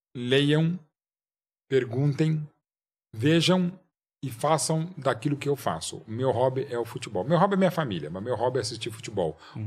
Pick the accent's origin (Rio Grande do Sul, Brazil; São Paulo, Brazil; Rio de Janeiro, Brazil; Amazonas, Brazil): São Paulo, Brazil; centro da cidade de São Paulo, que é a cidade uhum. onde eu nasci